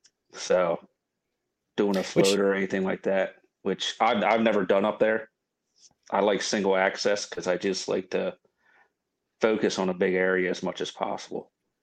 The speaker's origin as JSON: {"language": "English", "region": "Delaware", "country": "United States", "tie": "born or raised there", "said": "that's kind of where I grew up in Delaware"}